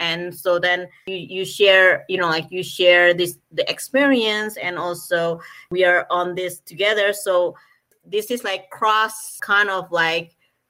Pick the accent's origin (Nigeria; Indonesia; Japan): Indonesia; I'm originally from Indonesia